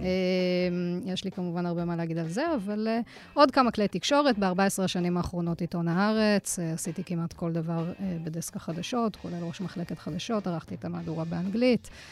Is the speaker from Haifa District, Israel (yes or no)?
no; Jerusalem, Jerusalem District, Israel; גדלתי במשפחה דתית בירושלים, אה, להורים שעלו מצרפת